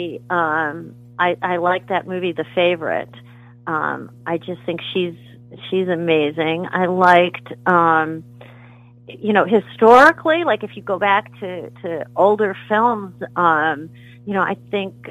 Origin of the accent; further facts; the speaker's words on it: Rome, Lazio, Italy; moved away; I was very fortunate to grow up in Rome